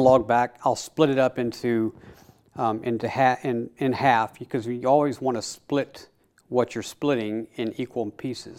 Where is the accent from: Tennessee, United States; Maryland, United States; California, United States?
Tennessee, United States; Middle; I was born and raised here in Middle Tennessee